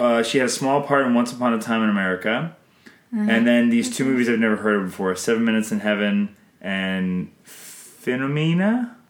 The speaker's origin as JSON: {"language": "English", "country": "Canada"}